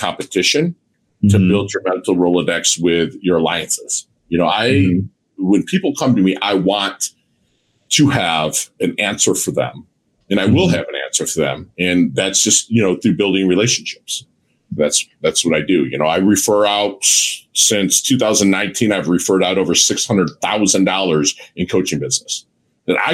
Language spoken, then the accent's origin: English; Midwest, United States; I'm a Midwesterner, so I give hugs